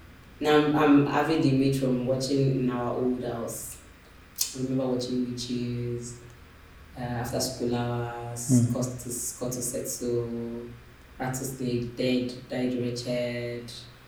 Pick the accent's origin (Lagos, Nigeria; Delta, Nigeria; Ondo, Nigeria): Ondo, Nigeria; Akure; I grew up in Akure, and Akure had one cinema then.